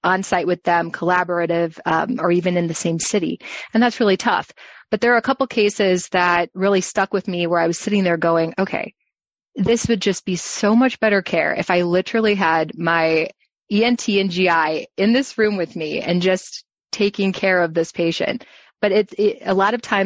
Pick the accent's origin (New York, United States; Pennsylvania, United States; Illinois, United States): Illinois, United States; Chicago; moved away as an adult; also born or lived in Urbana-Champaign, Illinois / Florida; now in Arizona, United States; I'm from Chicagoland, and I went to U of I in Urbana-Champaign for my undergrad